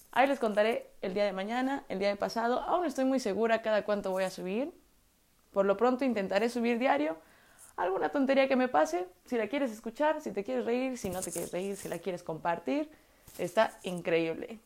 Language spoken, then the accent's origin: Spanish; Puebla, Mexico; yo soy de Puebla